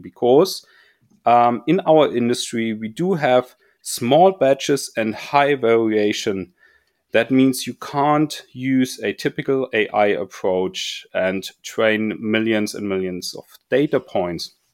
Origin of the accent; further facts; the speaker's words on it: Munich, Bavaria, Germany; I was growing up in Munich and or close by Munich at least